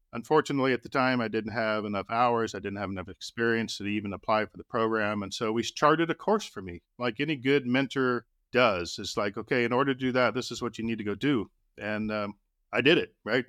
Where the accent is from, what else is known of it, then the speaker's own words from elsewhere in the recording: Austin, Texas, United States; When I was a kid growing up in Austin, Texas